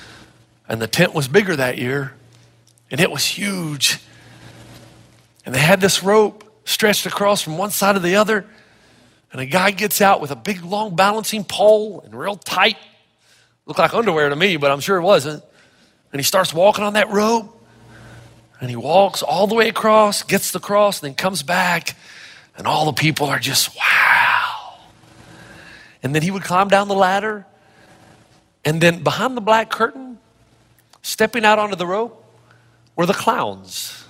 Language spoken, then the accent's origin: English; Elizabethton, Tennessee, United States; moved away; When I was growing up in Elizabethan, Tennessee